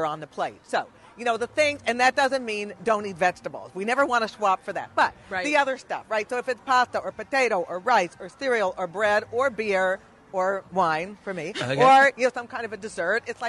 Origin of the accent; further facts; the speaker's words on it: Pittsburgh, Pennsylvania, United States; So I am from Pittsburgh, born and bred in the East End part of the city